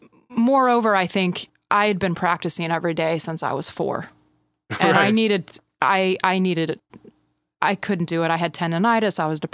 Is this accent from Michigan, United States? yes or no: yes; Midland, Michigan, United States; now in California, United States; It was intense a bit. It's a small town.